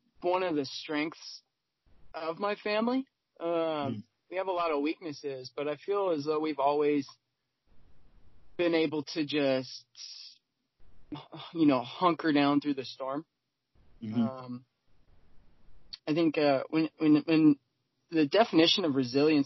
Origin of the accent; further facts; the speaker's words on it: California, United States; now in Seattle, United States; I was born in California